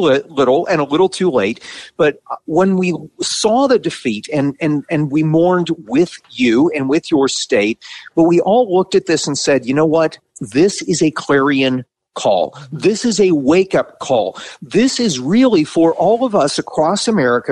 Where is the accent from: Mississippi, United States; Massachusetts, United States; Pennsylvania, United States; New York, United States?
Pennsylvania, United States; Pittsburgh; I grew up in Pittsburgh, Pennsylvania, but my dad was from Ohio